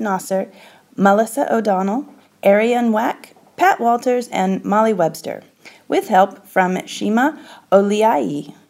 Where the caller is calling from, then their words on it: Abuja, Federal Capital Territory, Nigeria; I'm calling from Abuja, Nigeria.